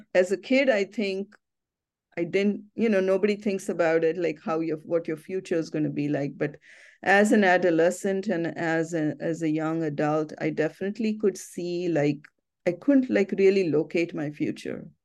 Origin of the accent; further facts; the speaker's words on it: Ahmednagar, Maharashtra, India; now in United States; my hometown, Ahmednagar